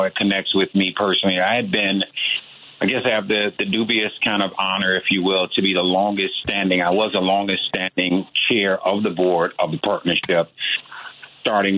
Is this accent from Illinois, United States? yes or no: yes; Chicago, Illinois, United States; Born and raised in Chicago in the Inglewood community, and this has been home for me.